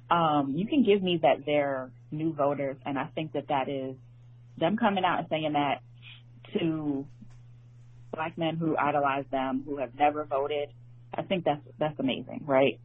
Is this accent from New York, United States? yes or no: yes; New York, United States; I grew up in New York.